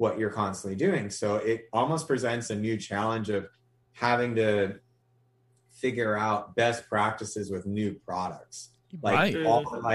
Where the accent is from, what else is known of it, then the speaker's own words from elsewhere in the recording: Hawaii, United States; I was born and raised in Hawaii, and actually, like, I'm actually Native Hawaiian